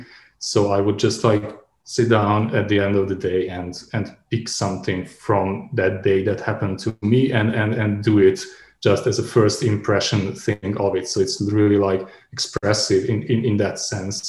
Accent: Subotica, Vojvodina, Serbia; moved away as an adult; also born or lived in Belgrade / Novi Sad; now in Berlin, Germany; my hometown Subotica

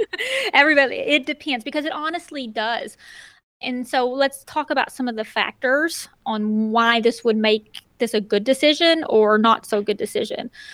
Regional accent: Northeast Arkansas, United States; moved away as an adult; being able to move back to Northeast Arkansas, be closer to the hometown again

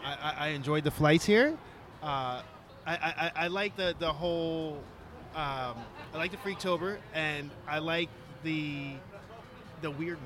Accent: Pittsburgh, Pennsylvania, United States; I'm from Pittsburgh

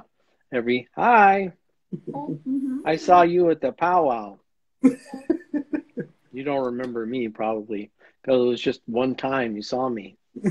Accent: Arizona, United States; moved away as an adult; also born or lived in California / Indiana / Colorado; now in Oklahoma, United States; I grew up on the Navajo Reservation in Arizona. That's where I was born and grew up until I was in college and then kind of went to college all over the place.

